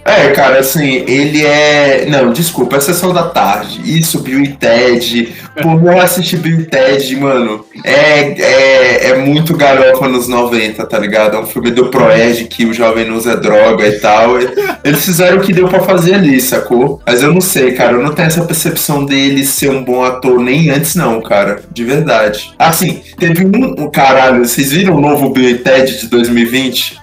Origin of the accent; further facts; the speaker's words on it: Brazil; eu já sou brasileiro